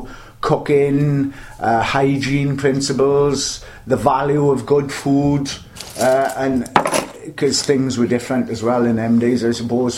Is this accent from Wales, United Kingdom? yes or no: yes; the Valleys, Wales, United Kingdom; moved away as an adult; I'm from the Valleys myself, I moved down here then in about 1979